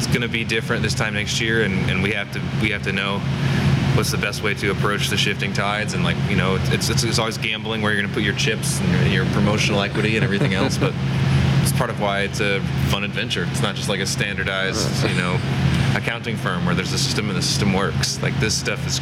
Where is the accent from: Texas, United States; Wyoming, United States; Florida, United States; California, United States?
Florida, United States; Vero Beach; moved away as an adult; also born or lived in Anderson, Indiana; now in Indianapolis, United States; I grew up in Vero Beach, Florida.